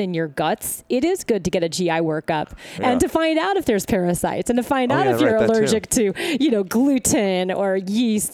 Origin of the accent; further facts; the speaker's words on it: the South, United States; I'm from the South